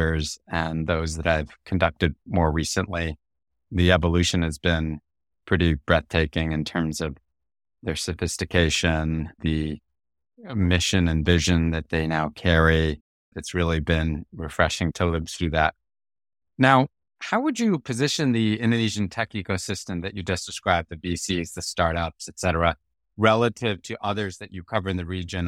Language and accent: English; United States; as an American